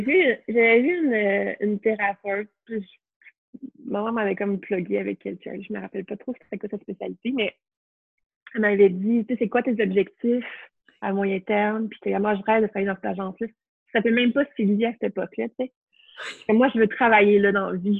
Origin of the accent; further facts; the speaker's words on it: Montreal, Quebec, Canada; also born or lived in Trois-Rivières / Sherbrooke; j'ai grandi à Montréal